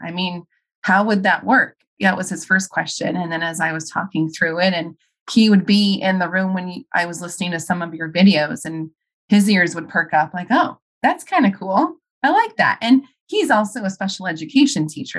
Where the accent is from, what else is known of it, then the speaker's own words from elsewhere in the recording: Arizona, United States; also born or lived in Chicago; I moved back to my home state of Arizona